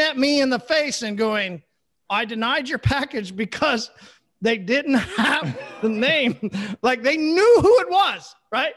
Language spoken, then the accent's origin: English; Oklahoma, United States; I'm from Oklahoma